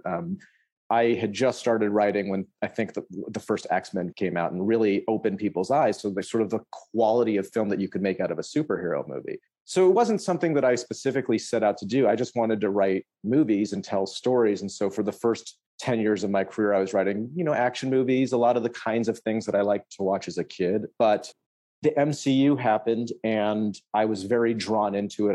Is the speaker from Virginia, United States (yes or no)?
no; Berkeley, California, United States; I'm from the Bay Area, I'm from near Berkeley